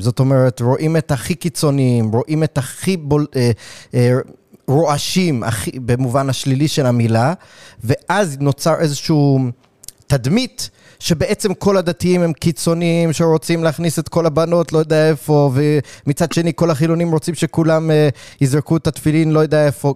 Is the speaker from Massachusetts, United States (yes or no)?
no; New York City, New York, United States; moved away; אני גדלתי בקראון הייטס